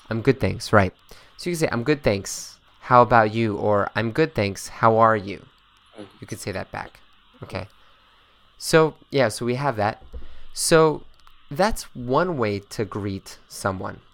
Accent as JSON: {"language": "English", "town": "Boston", "region": "Massachusetts", "country": "United States", "said": "I'm from Boston"}